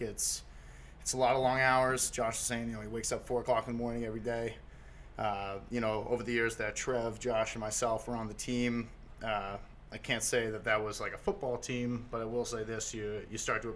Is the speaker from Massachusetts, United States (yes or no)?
yes; Boston, Massachusetts, United States; moved away as an adult; also born or lived in Oregon; now in Portland, United States; I grew up in Boston, and I rooted for the Celtics through high school